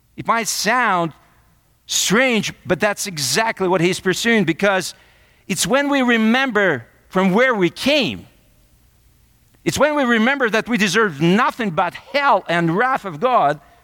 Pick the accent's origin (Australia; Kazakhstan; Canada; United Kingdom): Kazakhstan; now in United States; I'm from Kazakhstan